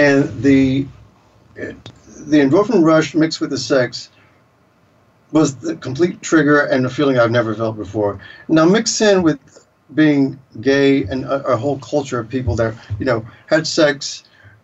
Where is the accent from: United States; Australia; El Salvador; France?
United States; the South; moved away; I grew up in the South